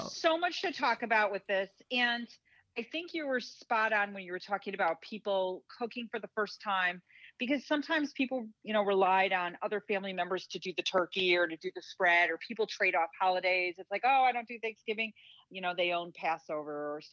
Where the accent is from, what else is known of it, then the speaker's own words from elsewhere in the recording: Midwest, United States; I'm a Midwesterner